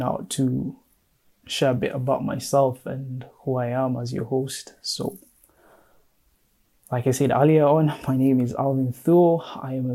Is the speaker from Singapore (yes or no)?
no; Kenya; now in Madison, United States; I am currently based in Madison, Wisconsin, but I am Kenyan. Shout out to the 254, that's my home